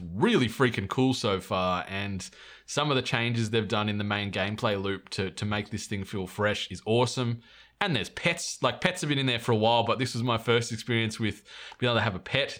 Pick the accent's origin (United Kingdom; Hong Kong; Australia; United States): Australia; New South Wales; moved away; we're both from New South Wales originally